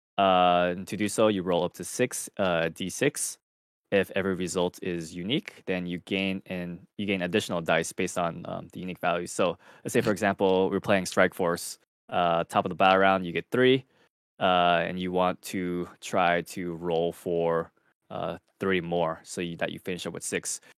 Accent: Southern California, United States; I am also Southern. I'm from Southern California.

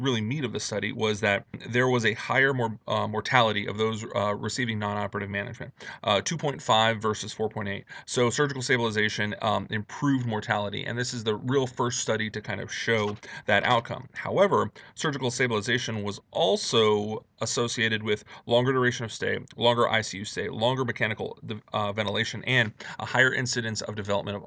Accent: Miami, Florida, United States; moved away as an adult; also born or lived in New Orleans, Louisiana; now in Chicago, United States; I am originally from Miami, Florida

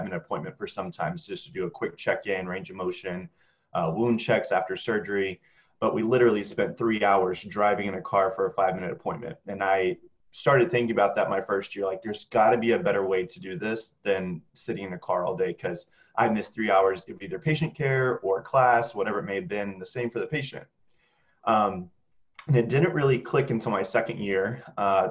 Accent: Houston, Texas, United States; moved away as an adult; also born or lived in Indiana; now in South Carolina, United States; I'm from Houston, Texas originally

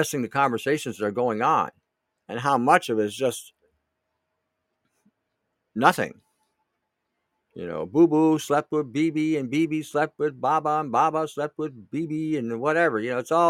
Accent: Canada; as a Canadian

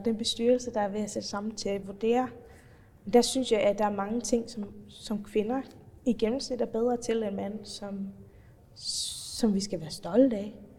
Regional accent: Faroe Islands; accent: Faroese; moved away as an adult; also born or lived in North Jutland; now in Denmark; jeg har altid boet på Færøerne før det, opvokset og færøsk familie

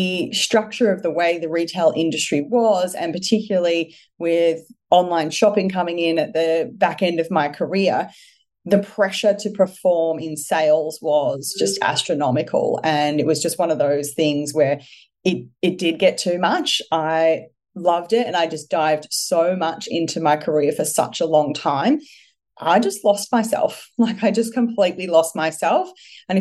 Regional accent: Melbourne, Victoria, Australia; I'm originally from Melbourne

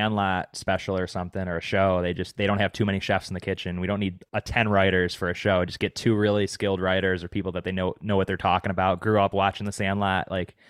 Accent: Buffalo, New York, United States; I'm from Buffalo. I'm a Buffalo boy.

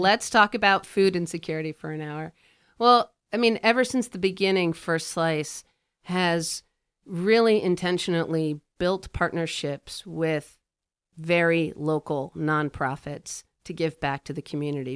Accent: Washington, East Coast, United States; moved away as an adult; also born or lived in Lancaster, Pennsylvania / Midwest / Sweden (ancestry); now in Chicago, United States; we moved to the Washington, D C suburbs, which is really where I'm from

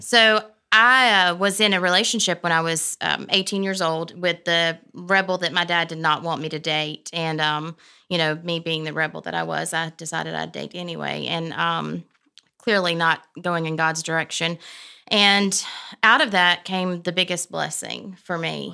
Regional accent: Prattville, Alabama, United States; I grew up in Prattville

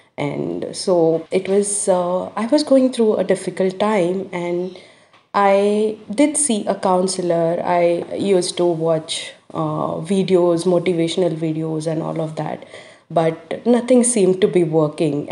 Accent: India; now in Australia; I am from India, wherein the cultural thing, the dominance and male-oriented society

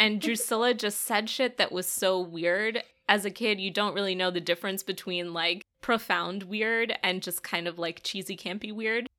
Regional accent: United States; Speaking as an American

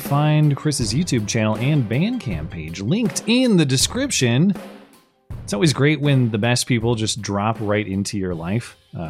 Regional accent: Australia; because I'm Australian.

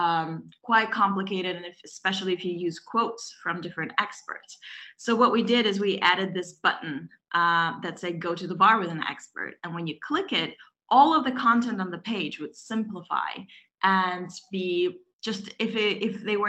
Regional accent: Belarus; English is a second language; moved away as an adult; I'm originally from Europe, from Belarus

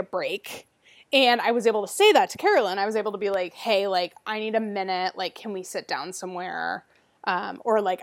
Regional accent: United States

